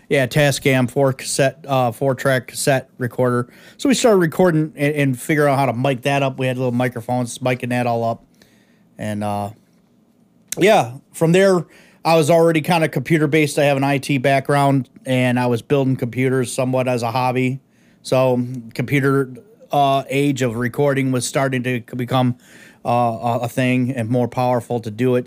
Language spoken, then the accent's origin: English; Detroit, Michigan, United States; originally born in the East Side of Detroit